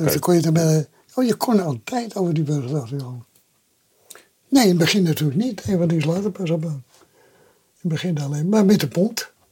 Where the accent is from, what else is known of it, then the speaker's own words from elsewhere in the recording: Amsterdam, North Holland, Netherlands; ik ben geboren in de Zwaarschat. En dat was in 1932, toen was Nieuwendam net gebouwd